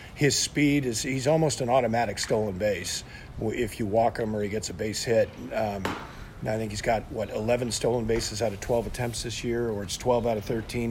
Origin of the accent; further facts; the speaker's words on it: San Francisco Bay Area, California, United States; moved away as an adult; now in Santa Barbara, United States; you and I grew up in the San Francisco Bay Area